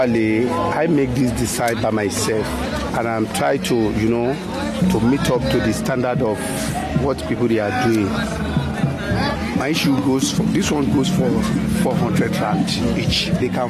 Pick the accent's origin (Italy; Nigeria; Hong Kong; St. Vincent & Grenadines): Nigeria; now in Johannesburg, South Africa; I'm from Nigeria, but I'm resident in Johannesburg